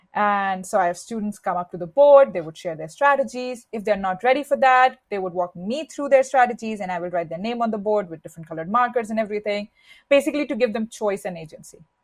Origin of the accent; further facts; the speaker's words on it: India; moved away; I was born and raised in India